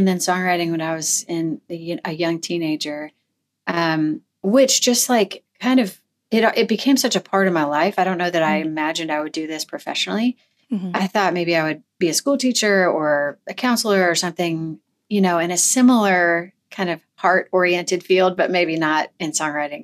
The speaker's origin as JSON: {"language": "English", "region": "Missouri", "country": "United States", "tie": "born or raised there", "moved": "yes", "lives_now": "Tennessee, United States", "said": "I grew up in Missouri"}